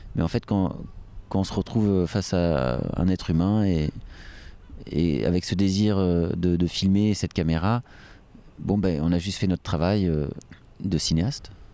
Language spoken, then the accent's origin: French; France; chez nous en France